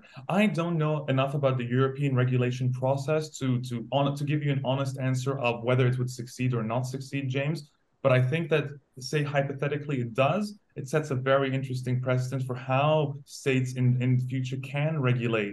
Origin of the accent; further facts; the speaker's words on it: Bahrain; moved away; also born or lived in Saudi Arabia; I was raised in Bahrain and I've lived in Saudi Arabia as well.